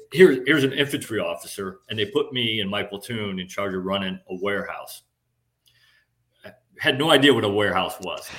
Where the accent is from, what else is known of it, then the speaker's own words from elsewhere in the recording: Midwest, United States; moved away; I grew up in the Midwest.